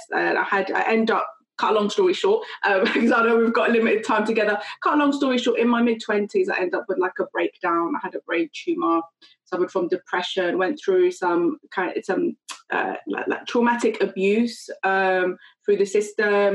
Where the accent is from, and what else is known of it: London, United Kingdom; born or raised there; also born or lived in Kurdistan, Iraq